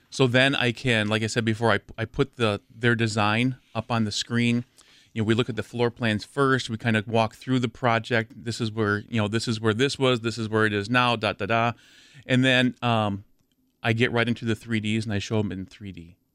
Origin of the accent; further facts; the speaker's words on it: near Madison, Wisconsin, United States; I grew up near Madison